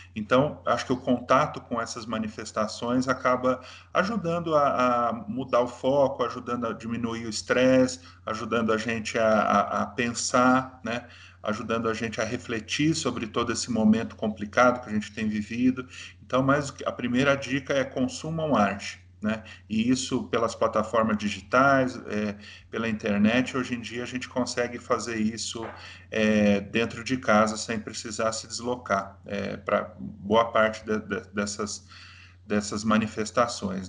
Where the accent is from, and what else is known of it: Brazil